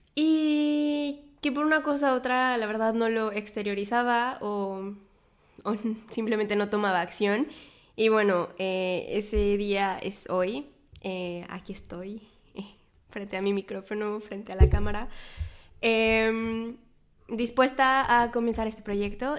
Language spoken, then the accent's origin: Spanish; Mexico; moved away as an adult; also born or lived in Poitiers, France / south of France; now in Paris, France; soy mexicana, vivo en Francia, en este momento vivo en París